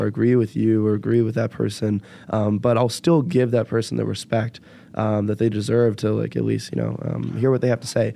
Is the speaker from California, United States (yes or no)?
yes; Bay Area, California, United States; now in Chicago, United States; I am from the Bay Area